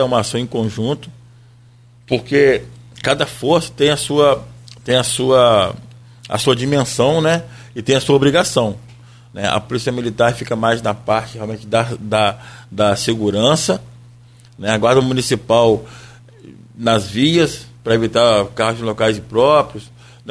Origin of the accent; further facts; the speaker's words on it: Brazil; Nós somos brasileiros